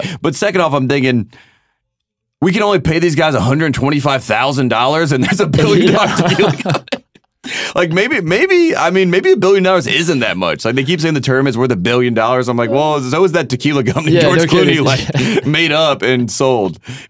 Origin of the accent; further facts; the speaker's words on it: Long Island, New York, United States; accent: Long Island; I think it's a reminder that I am from Long Island. You know me. You know ….